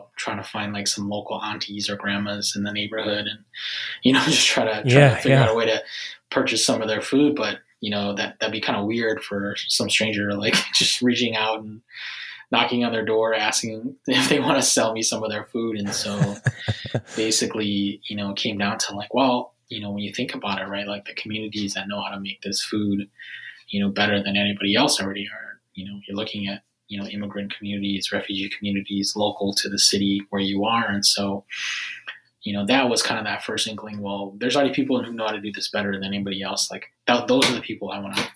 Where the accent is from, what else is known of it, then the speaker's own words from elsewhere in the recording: Minnesota, United States; moved away as an adult; now in Washington, D.C., United States; I grew up in Minnesota, and I was actually an engineer before starting Foodini